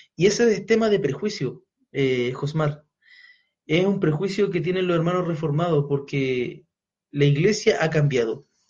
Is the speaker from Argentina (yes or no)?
no; Chile; quienes somos chilenos